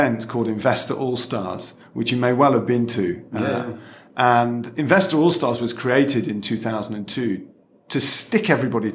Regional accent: Manchester, North West England, United Kingdom; moved away as an adult; also born or lived in Oxford / London; I'm from Manchester, and moving to London was like a Dick Whittington moment

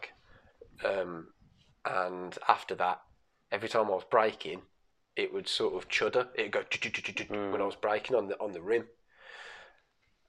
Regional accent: Birmingham, West Midlands, United Kingdom; accent: Brummy; I'm from Birmingham

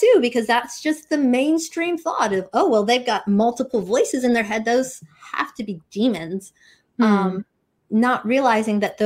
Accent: United States; as an American culture

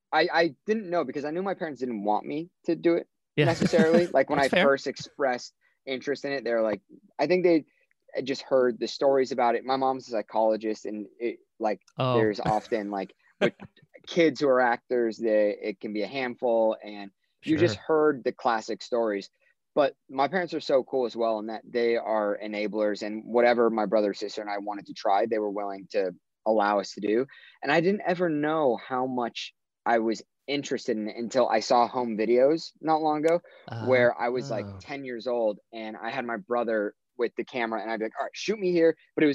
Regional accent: Orange County, California, United States; moved away; I grew up in Orange County

